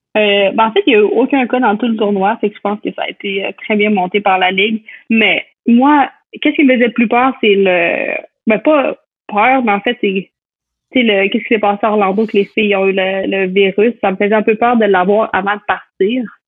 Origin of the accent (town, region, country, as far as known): L'Ancienne-Lorette, Quebec, Canada; moved away as an adult; now in United States